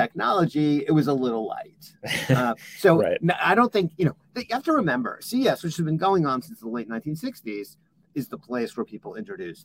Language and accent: English; California, United States; my home state in California